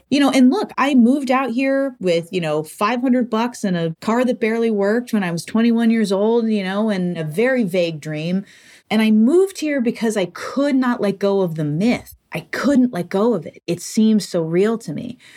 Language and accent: English; Massachusetts, United States; moved away as an adult; now in Los Angeles, United States; I grew up in Massachusetts